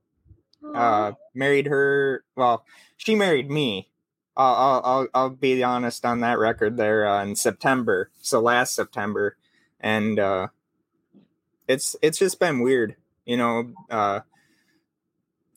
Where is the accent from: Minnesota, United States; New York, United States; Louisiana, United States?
Minnesota, United States; my family is French Canadian, but no, Minnesota